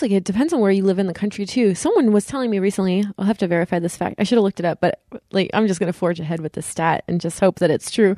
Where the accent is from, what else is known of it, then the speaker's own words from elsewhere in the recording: California, United States; now in East Coast, United States; I'm from California and we live in the East Coast